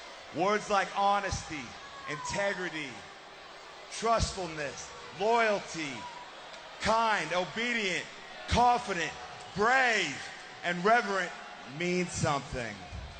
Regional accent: Perry, Oklahoma, United States; I am from Perry, Oklahoma. My third state wrestling championship. You know, growing up in Perry, Oklahoma, it was almost like greatness was my neighbor and success was my best friend.

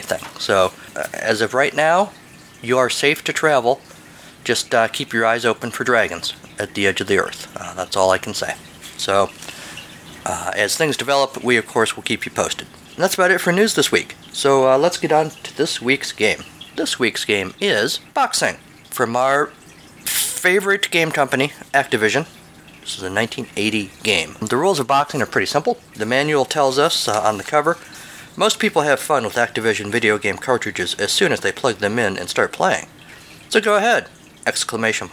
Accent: United States; as an American

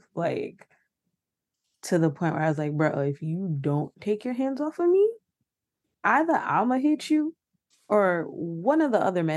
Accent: New York, United States; I'm from New York

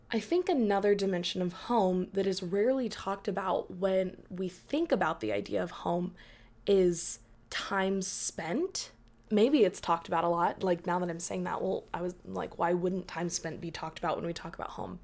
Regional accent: Dallas, Texas, United States; being born and raised in Dallas

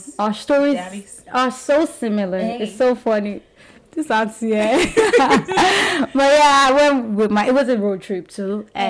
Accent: Nigeria; now in United States; I said, I'm from Nigeria.

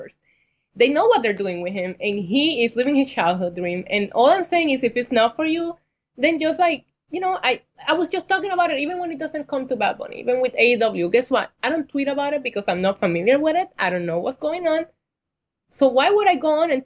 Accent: Puerto Rico; now in New York, United States; I have actually been here almost the same amount of time that I spent in Puerto Rico

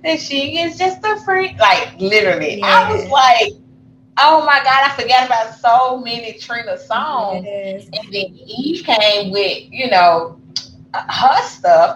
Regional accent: Memphis, Tennessee, United States; we're from Memphis

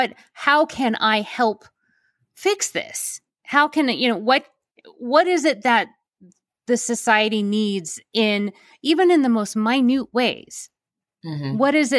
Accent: United States; I grew up in the United States where that I happened to be born

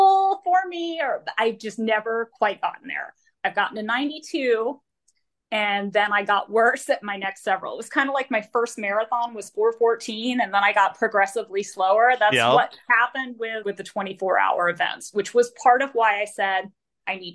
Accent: Florida, United States; moved away; I'm from Florida. And I ran in Florida for years and years and years

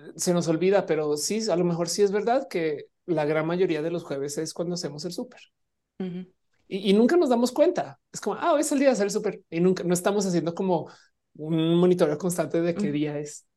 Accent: Mexico; siendo una persona mexicana

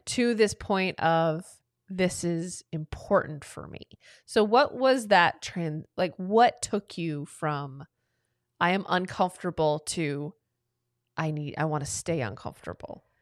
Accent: Atlanta, Georgia, United States; moved away as an adult; also born or lived in Cleveland; I was born and raised in Atlanta, Georgia, and then left to go to Cleveland for college

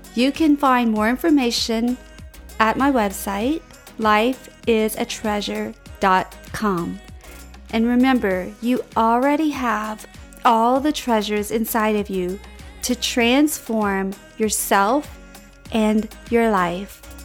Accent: Cajun, Louisiana, United States; I'm Cajun

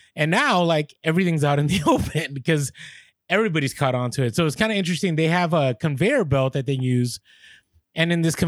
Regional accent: San Francisco, California, United States; The reason I get it is because I grew up in the Bay Area in San Francisco, and people are just mean out there.

